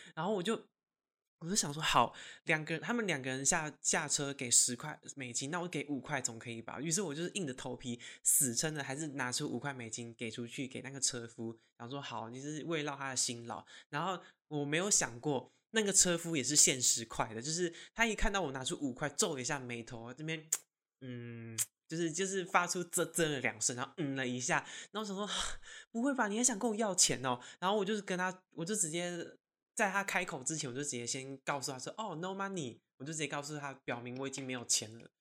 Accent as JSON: {"language": "Chinese", "country": "Taiwan", "said": "他就是知道我是台湾人"}